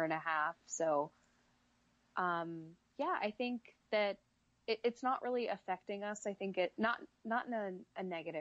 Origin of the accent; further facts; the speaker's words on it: Iowa, United States; I grew up in Iowa. There's nothing to do here